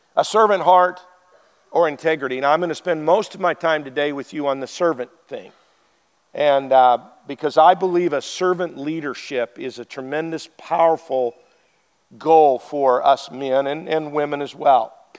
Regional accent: Wyoming, United States; I'm from Wyoming. Stop signs were suggestions

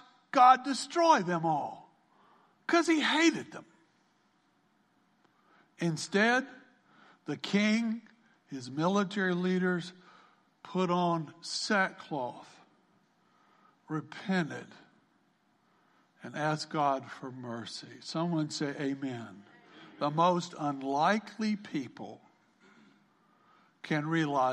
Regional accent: South Carolina, United States; Growing up on the farm, I grew up in South Carolina

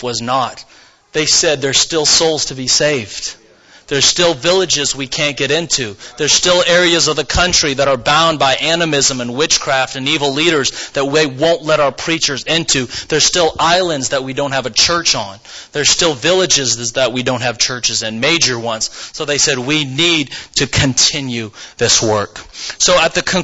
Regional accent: Mars Hill, Maine, United States; moved away as an adult; also born or lived in Missouri / Vanuatu; my home state. So I brought her up to the frigid northern state of Maine, to a little town called Mars Hill

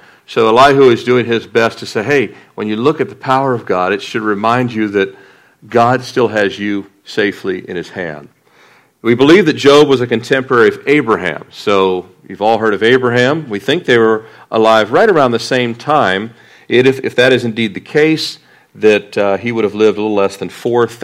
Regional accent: Annapolis, Maryland, United States; moved away; also born or lived in Fort Lauderdale; I grew up in Annapolis

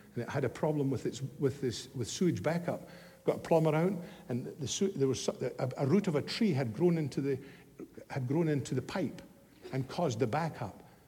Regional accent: Scotland, United Kingdom; moved away; my hometown back in Scotland many years ago

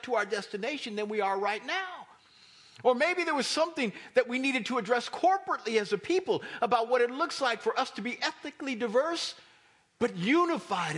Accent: Kansas, United States; now in East Coast, United States; I'm not from here. I'm from Kansas.

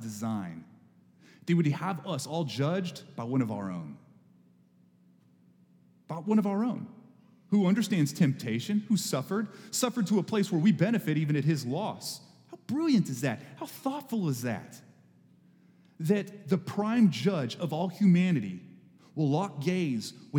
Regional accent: Texas, United States; moved away; I grew up in Texas

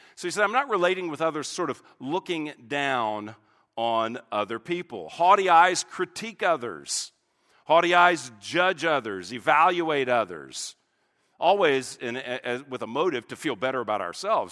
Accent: United States; an American pastor

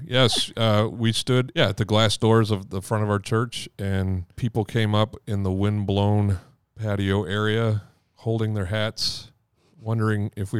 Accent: Caribou, Maine, United States; moved from Boston back to Caribou, where I was born in Maine, and I finished high school there.

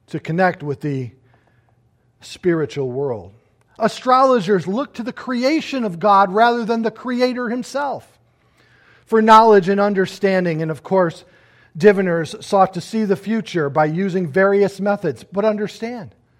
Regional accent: United States; I look at myself as an American citizen

